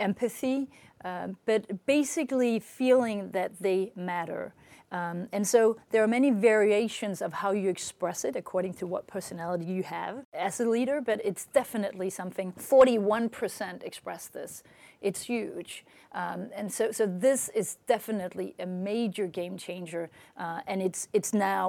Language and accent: English; Denmark; moved away as an adult; now in France; I'm born in Denmark. I lived in France for the past more than 25 years.